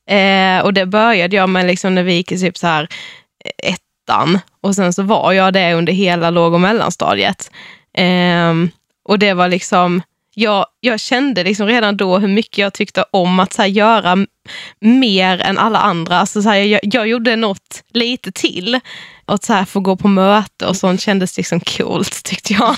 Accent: Mörrum, Blekinge, Sweden; jag kommer från en liten by utanför Karlshamn

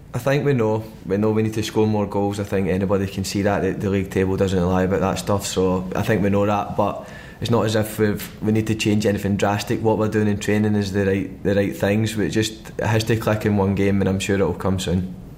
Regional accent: Glasgow, Scotland, United Kingdom; moved away as an adult; now in London, United Kingdom; in Glasgow and that in my hometown in Scotland

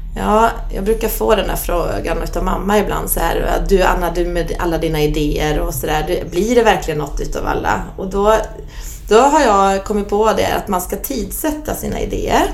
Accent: Bålsta, Uppsala County, Sweden; also born or lived in Solna; mamma och pappa eh, flyttade ut oss till Bålsta. Så där har jag vuxit upp

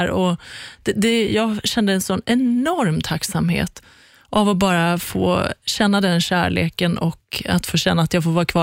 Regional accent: Iran; att mista mitt liv liksom, när vi flydde från Iran.

